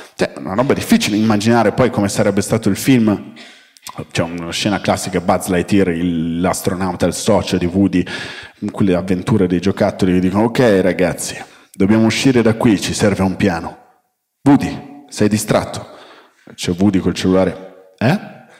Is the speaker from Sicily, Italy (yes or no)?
no; Milan, Lombardy, Italy; now in Rome, Italy; sono milanese, vivo a Roma